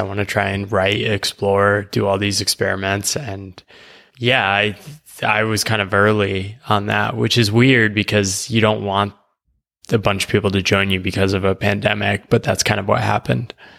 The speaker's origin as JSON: {"language": "English", "country": "United States", "tie": "born or raised there", "moved": "as an adult", "said": "I grew up in the U S"}